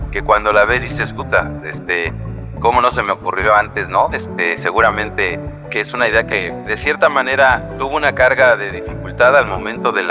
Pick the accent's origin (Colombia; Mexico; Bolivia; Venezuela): Mexico; Y qué mejor manera de tocando la música que con algo que representa nuestra cultura como mexicanos, que es el corrido, ¿no?